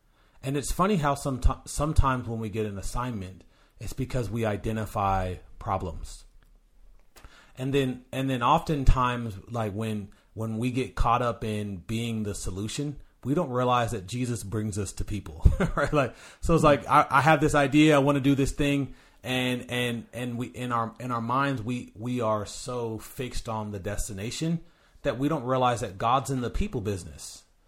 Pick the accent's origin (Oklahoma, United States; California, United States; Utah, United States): California, United States; Sacramento; now in Tacoma, United States; I'm kind of a nomad where I'm originally from California, Sacramento, California.